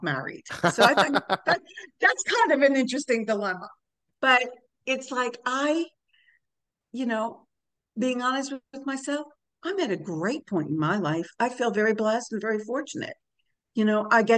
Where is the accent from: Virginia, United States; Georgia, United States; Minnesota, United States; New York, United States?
New York, United States; I'm from New York